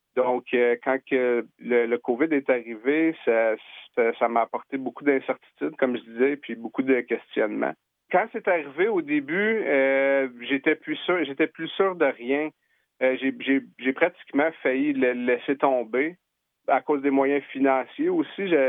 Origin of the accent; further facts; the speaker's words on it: Quebec, Canada; moved away as an adult; also born or lived in Okanagan, British Columbia; now in Victoria, Canada; je viens du Québec. j'ai ça fait dix ans que je suis en Colombie-Britannique